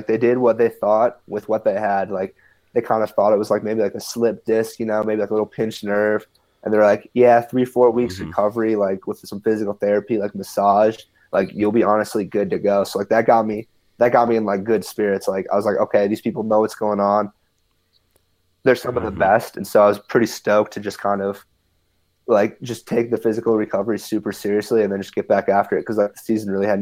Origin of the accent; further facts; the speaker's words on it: Minnesota, United States; I grew up in Minnesota